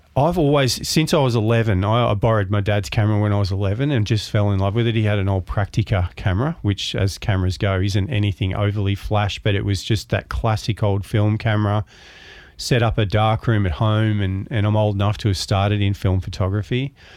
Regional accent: Melbourne, Victoria, Australia; moved away as an adult; I was born in Williamstown in, um, Melbourne, maritime town. Uh, grew up around the ocean. I was a lifesaver and lifeguard down there and went to primary school in Williamstown

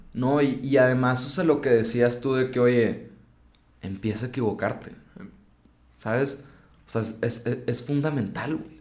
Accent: Mexico; como mexicanos

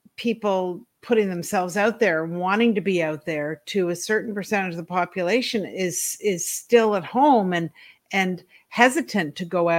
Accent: Ontario, Canada; also born or lived in East Coast, Canada; I was born in Ontario in Canada, and I lived with both my parents until I was 8

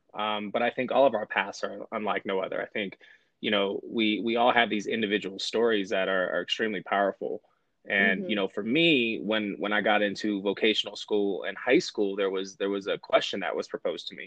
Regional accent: Bay Area, California, United States; now in Colorado, United States; I grew up in the Bay Area. I grew up in a very urban environment

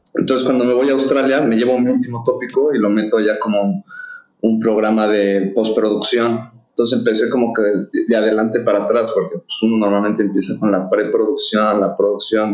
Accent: Querétaro, Mexico; also born or lived in Mexico City (born in Roma, raised in Coyoacán); yo por razones de mi papá y del negocio, nos mudamos de México a Querétaro en el año 2000

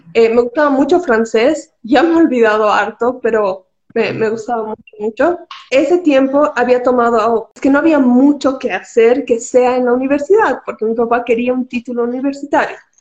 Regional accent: Cochabamba, Bolivia; also born or lived in La Paz; he nacido en La Paz, hemos nacido en La Paz por el trabajo de mi papá, pero toda nuestra vida viviendo en Cocha, así que creo que soy más cochabambina que cualquier cosa

